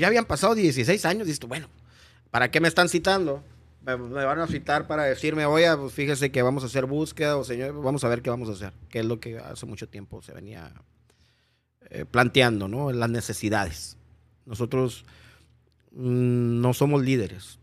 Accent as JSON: {"language": "Spanish", "country": "Mexico", "also_born_or_lived": "United States", "moved": "as an adult", "said": "nosotros somos los mexicanos"}